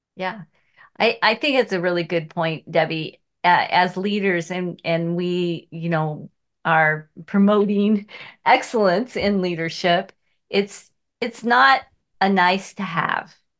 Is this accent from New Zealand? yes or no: no; Seattle, Washington, United States; I was born in Seattle, and here I am, three miles from where I grew up